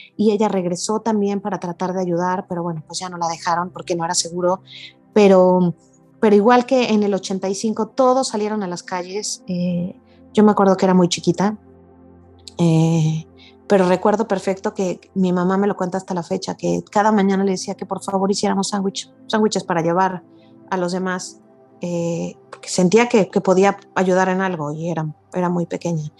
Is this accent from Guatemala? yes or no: no; Mexico; soy una mujer mexicana.